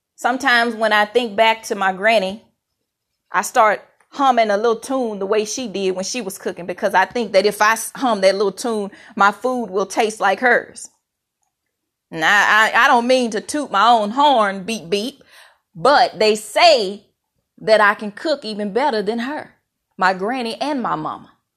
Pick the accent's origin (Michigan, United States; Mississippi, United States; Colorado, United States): Mississippi, United States; moved away; I'm so thankful for how I was raised in Mississippi. I'm a proud Mississippi girl